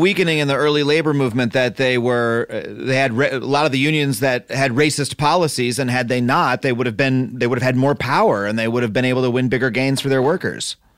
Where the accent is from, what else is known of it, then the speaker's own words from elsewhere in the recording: United States; me as an American